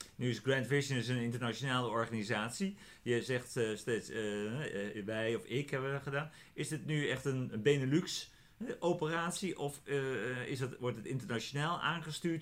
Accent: Netherlands; als Nederlanders

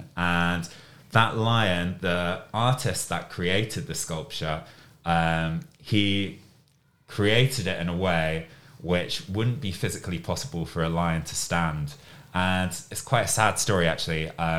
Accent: Reading, South East England, United Kingdom; So my hometown, I guess where I grew up, is Reading, which is a town which is close to London.

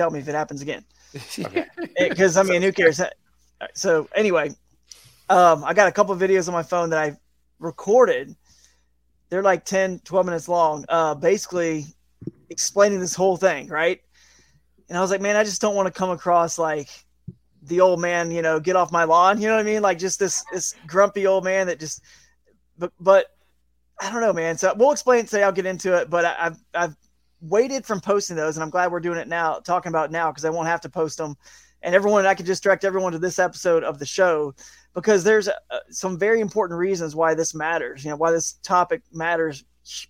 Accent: Georgia, United States; growing up in Georgia

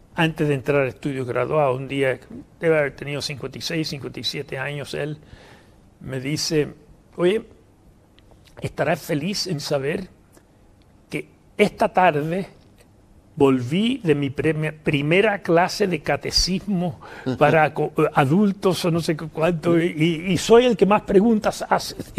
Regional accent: New York, United States; moved away as an adult; also born or lived in Philadelphia / Havana, Cuba; now in Chile; en Nueva York hasta que me vine a Chile. Eh, vivíamos en un barrio se llama Jamaica. ahí fui a escuela básica, después media y después a Columbia

